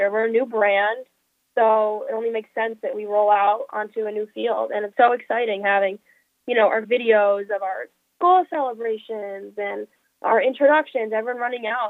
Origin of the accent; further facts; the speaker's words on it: Binghamton, New York, United States; I grew up in Binghamton, so I'm an upstate New York native